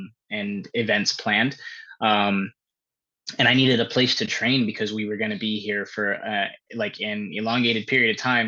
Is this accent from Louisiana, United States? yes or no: no; Pittsburg, California, United States; also born or lived in Antioch, California; I'm from the San Francisco Bay Area in California. I came to Miami with my partner, Mel.